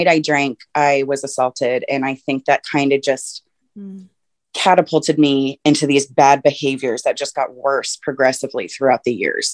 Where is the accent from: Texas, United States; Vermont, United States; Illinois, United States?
Texas, United States; moved away as an adult; now in Seattle, United States; from Texas